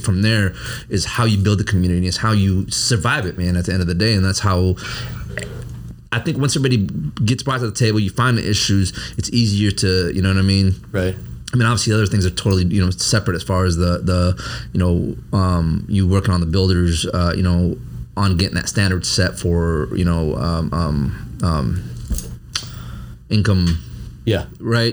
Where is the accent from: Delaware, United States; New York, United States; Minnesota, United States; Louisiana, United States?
Minnesota, United States; Hopkins; moved away as an adult; also born or lived in St. Louis Park, Minnesota; growing up in Hopkins